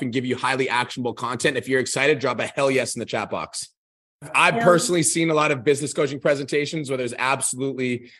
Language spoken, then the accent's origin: English; Calgary, Alberta, Canada; born and raised in Calgary, Alberta